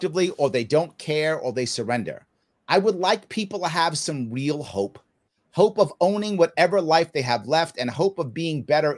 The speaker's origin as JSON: {"language": "English", "town": "New York City", "region": "New York", "country": "United States", "tie": "born or raised there", "said": "I grew up in the South Bronx in the 70s in New York City."}